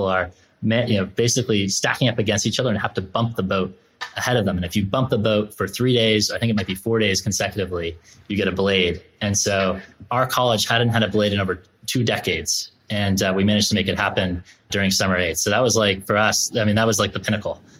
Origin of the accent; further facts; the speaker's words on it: Concord, Massachusetts, United States; I grew up in Concord, Massachusetts